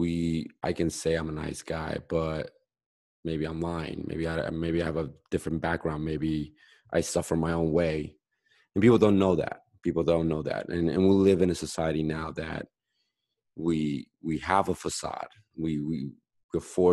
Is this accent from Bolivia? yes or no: yes; Bolivia; now in United States; I'm from South America, I'm Bolivian